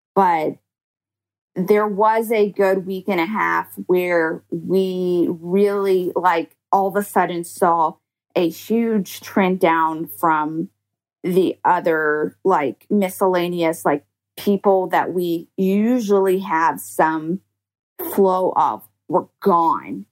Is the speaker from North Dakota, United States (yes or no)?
no; Georgia, United States; moved away; my home state where I, you know, originally am graduated from like a Georgia nursing school